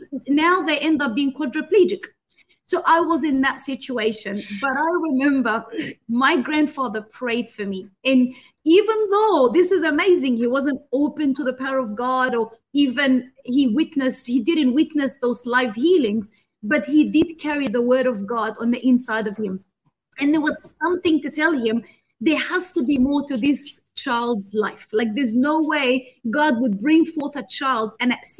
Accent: Egypt; I was born in Egypt

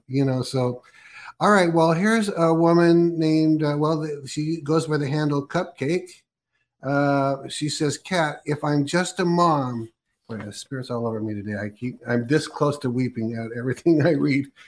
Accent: Oregon, United States; also born or lived in California; I was born in Oregon and I'm in Oregon now

